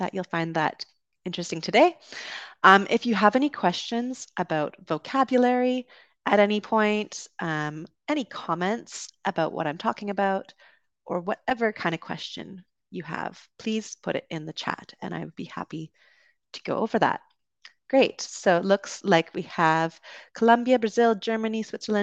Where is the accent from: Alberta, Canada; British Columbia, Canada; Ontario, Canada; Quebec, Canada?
British Columbia, Canada; Vancouver; moved away; also born or lived in London, United Kingdom; I grew up in Vancouver on the West Coast